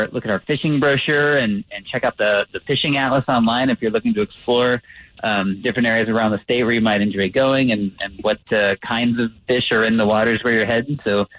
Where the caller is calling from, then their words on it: Colorado Springs, Colorado, United States; I'm calling from Colorado Springs, and it's looking very nice today so far.